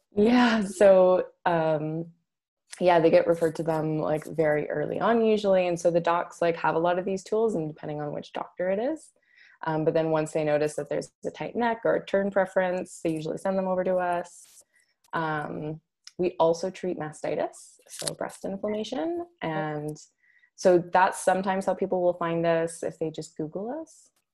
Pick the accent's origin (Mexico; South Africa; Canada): Canada; Alberta; also born or lived in Scotland; I grew up here in Alberta.